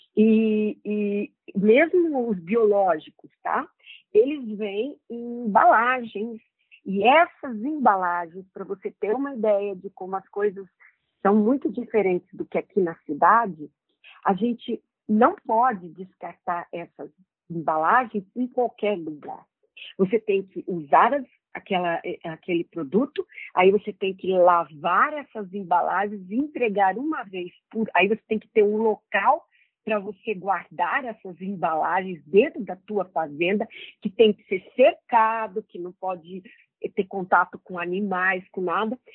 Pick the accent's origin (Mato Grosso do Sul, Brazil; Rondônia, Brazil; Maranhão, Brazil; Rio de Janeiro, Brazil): Rondônia, Brazil; lá no meu estado